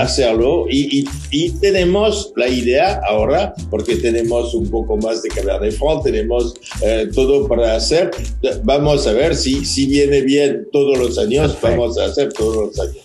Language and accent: Spanish; Pomerol, Nouvelle-Aquitaine, France; Spanish is a second language; Yo nací en Pomerol